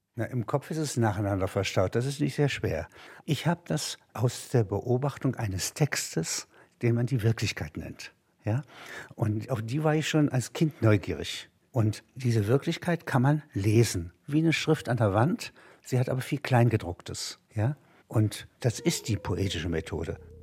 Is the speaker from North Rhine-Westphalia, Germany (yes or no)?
no; Halberstadt, Saxony-Anhalt, Germany; now in Munich, Germany; In Halberstadt, meiner Heimatstadt